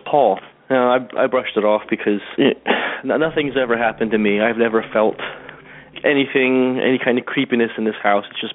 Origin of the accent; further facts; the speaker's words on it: New Jersey, United States; I'm from New Jersey